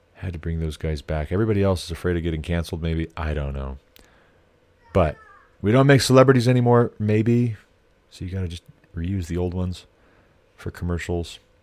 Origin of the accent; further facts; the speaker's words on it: United States; I am an American